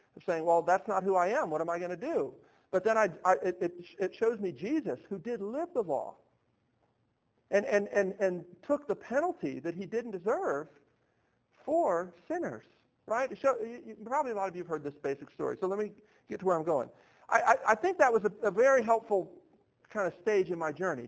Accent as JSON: {"language": "English", "town": "Baltimore", "region": "Maryland", "country": "United States", "tie": "born or raised there", "moved": "yes", "lives_now": "Nashville, United States", "said": "I grew up in Baltimore, Maryland"}